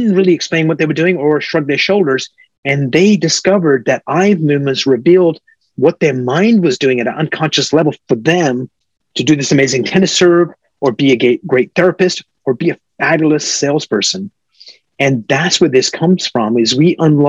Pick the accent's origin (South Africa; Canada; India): Canada; moved away as an adult; also born or lived in Silicon Valley; now in United States; I'm a Canadian.